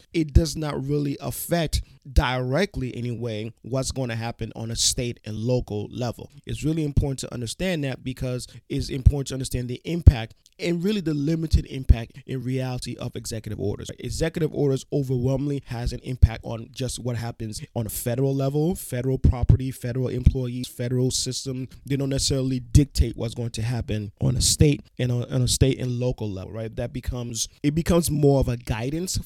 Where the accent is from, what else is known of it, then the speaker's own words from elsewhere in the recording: New York City, New York, United States; I am from New York City, specifically Brooklyn, New York City